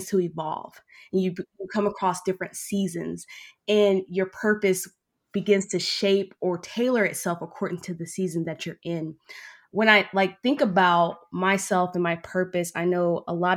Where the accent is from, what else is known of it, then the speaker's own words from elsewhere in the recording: Oklahoma, United States; moved away as an adult; now in Utah, United States; I was born and raised in Oklahoma